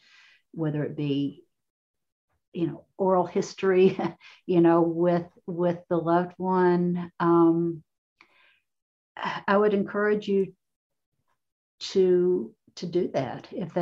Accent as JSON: {"language": "English", "region": "Appalachia", "country": "United States", "tie": "born or raised there", "moved": "as an adult", "lives_now": "Cincinnati, United States", "said": "when I began writing as a young woman, very young woman, living in an Appalachian community"}